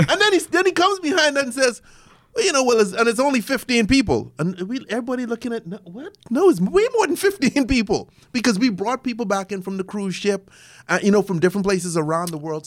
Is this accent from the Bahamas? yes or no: yes; Bahamas; moved away; I'm originally from the Bahamas